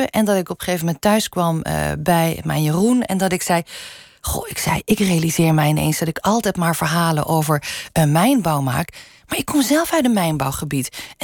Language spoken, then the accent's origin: Dutch; Limburg, Netherlands; first language Limburgish; Dutch is a second language; Tot mijn vierde sprak ik überhaupt geen Nederlands, alleen maar Limburgs. Dus Nederlands is mijn tweede taal.